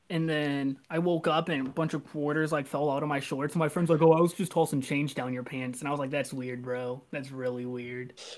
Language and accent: English; Arnold, Missouri, United States; I'm from like Jefferson County, so like Arnold